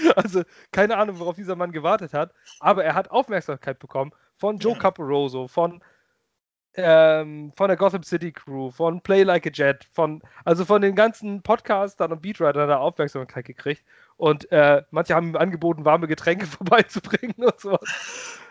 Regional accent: Lübeck, Schleswig-Holstein, Germany; moved away as an adult; now in Ratzeburg, Germany; Ich bin ursprünglich Lübecker. Ich komme aus Lübeck. Ich liebe diese Stadt. Ich bin da groß geworden

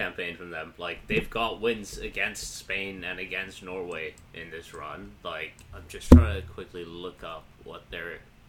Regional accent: Pakistan; My grandparents were born in British India. Yeah. That doesn't mean I'm not Pakistani.

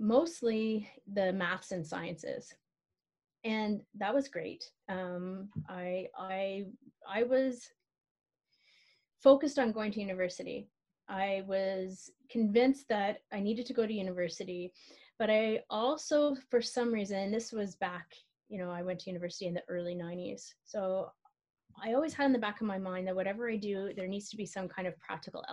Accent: Ottawa, Ontario, Canada; I'm born and bred Ottawa Valley

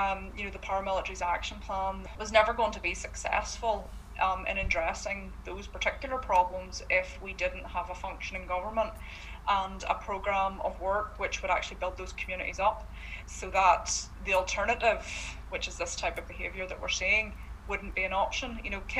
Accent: Corrie, Northern Ireland, United Kingdom; now in Castlerock, United Kingdom; And I'm 34, And you know, I was raised and lived in Corrie all my life, and I now live out in Castle Rock.

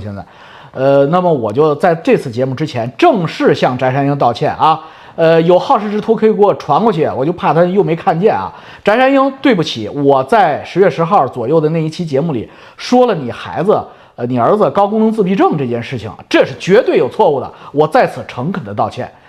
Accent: Beijing, China; moved away as an adult; also born or lived in rural China / Germany; now in Vancouver, Canada; 咱们北京人，特别爱听这口

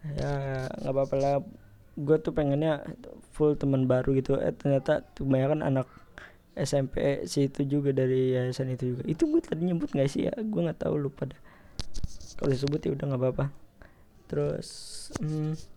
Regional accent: Depok, West Java, Indonesia; di kota gua. Ya, kota Depok

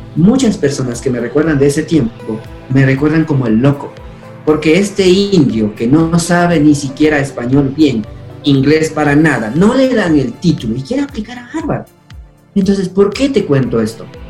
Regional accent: Chibuleo, Tungurahua, Ecuador; first language Kichwa; Spanish is a second language; also born or lived in Boston, United States; Fui un niño feliz como todo niño que vivió en esa época aquí en Chipuleo

